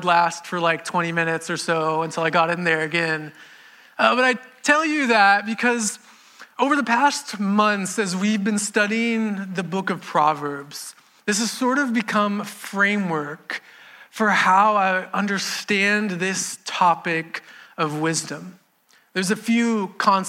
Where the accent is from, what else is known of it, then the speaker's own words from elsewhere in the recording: Houston, Texas, United States; also born or lived in Beaumont, Texas / Katy, Texas; I've lived in Houston most of my life. I was born in Beaumont, Texas, but we moved here when I was two